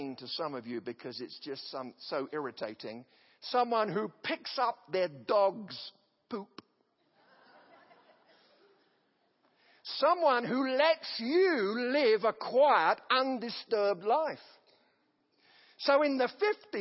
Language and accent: English; an English village, England, United Kingdom; now in United States; The village that I come from, which has about 500 people, it's clustered together. There was a lord of the manor